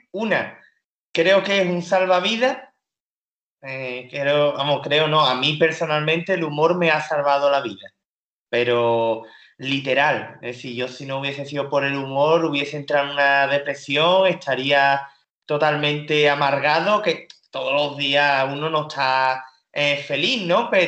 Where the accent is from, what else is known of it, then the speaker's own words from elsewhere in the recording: North West England, United Kingdom; accent: Liverpool/Manchester; la que vino a hacerme el examen era de, de Londres centro y yo tengo acento de Liverpool, de Manchester